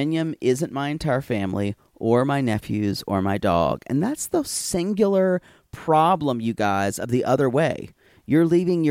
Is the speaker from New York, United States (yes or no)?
no; New Jersey, United States; I grew up in Jersey, a healthcare family, so there are many awesome birthing options in Jersey.